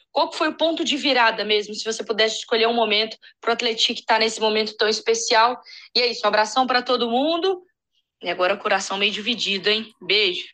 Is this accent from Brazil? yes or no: yes; São João del-Rei, Minas Gerais, Brazil; eu sou cria de São João del Rei